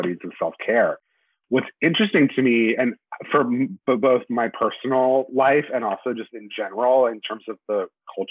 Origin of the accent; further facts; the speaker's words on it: Charlotte, North Carolina, United States; moved away as an adult; now in Brooklyn, New York, United States; I grew up in North Carolina